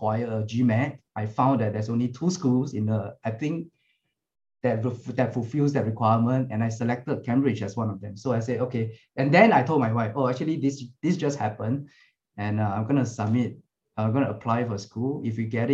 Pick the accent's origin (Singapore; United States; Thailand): Singapore; I'm from Singapore, we serve in the army